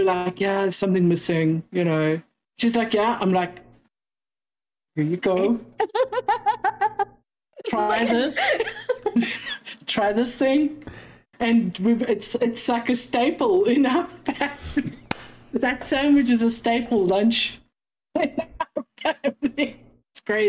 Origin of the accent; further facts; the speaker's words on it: South Africa; now in United States; I'm a South African. I am South African. I don't talk like an American.